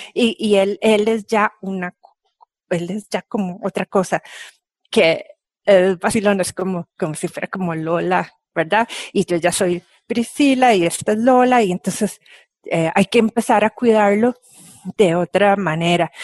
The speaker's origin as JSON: {"language": "Spanish", "country": "Costa Rica", "tie": "born or raised there", "said": "cómo somos los ticos, qué comemos, dónde vivimos"}